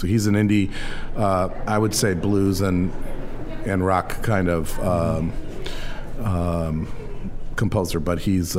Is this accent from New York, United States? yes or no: no; Chicago, Illinois, United States; We're all from Chicago